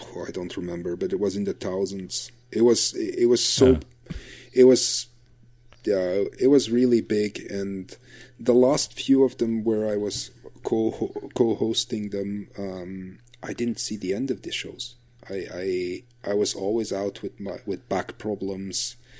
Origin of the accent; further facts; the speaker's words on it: Flanders, Belgium; English is a second language; in Belgium, we're lucky because we're we're such a small country